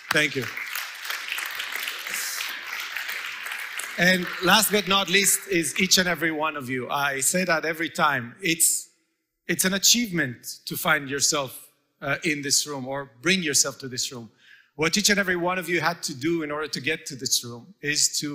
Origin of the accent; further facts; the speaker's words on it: Israel; moved away; It was a commune that I grew up in Israel, a real communist settlement